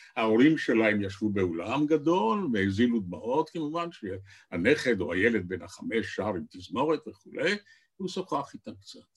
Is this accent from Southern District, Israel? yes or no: no; Tel Aviv, Tel Aviv District, Israel; also born or lived in Jerusalem; גליתי לתל אביב, שזו עיר הולדתי